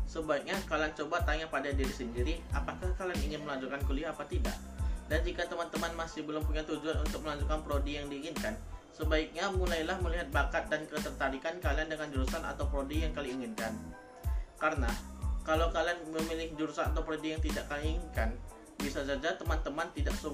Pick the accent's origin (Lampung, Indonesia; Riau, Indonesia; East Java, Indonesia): Riau, Indonesia; Pekanbaru; Saya berasal dari Pekanbaru